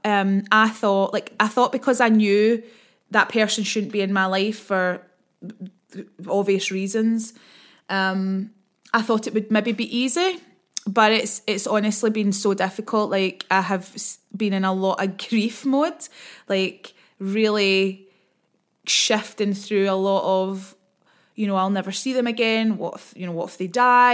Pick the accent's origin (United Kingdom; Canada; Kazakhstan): United Kingdom; Scotland; accent: Scottish; I talk quite quickly and I'm also Scottish